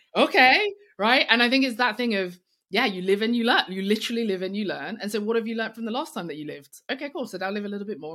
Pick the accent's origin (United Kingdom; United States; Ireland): United Kingdom; London; I'm black, I'm female, I'm young, I'm from East London